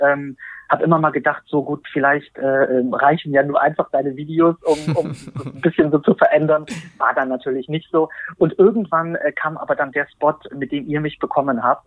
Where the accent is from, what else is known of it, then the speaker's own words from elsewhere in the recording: Berlin, Germany; ich bin ähm, 43 Jahre alt, bin aus Berlin